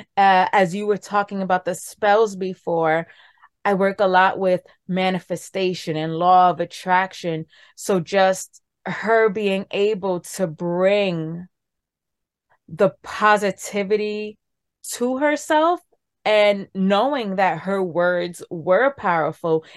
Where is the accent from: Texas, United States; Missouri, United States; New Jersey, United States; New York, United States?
New York, United States; New York City; I'm from New York City, born and raised in the Bronx.